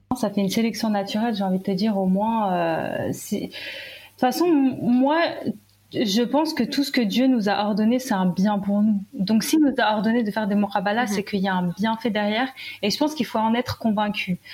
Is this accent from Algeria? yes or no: yes; Algeria; moi je suis algérienne